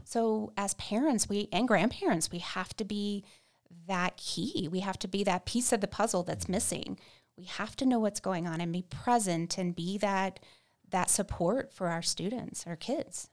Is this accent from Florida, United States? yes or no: yes; Central Florida, United States; moved away as an adult; now in Casper, United States; We're originally from Central Florida